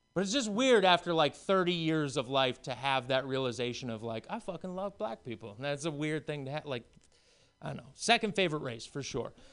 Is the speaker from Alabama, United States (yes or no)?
no; Maine, United States; moved away; also born or lived in Portland; I was born and raised at a farm in Maine and homeschooled for many years.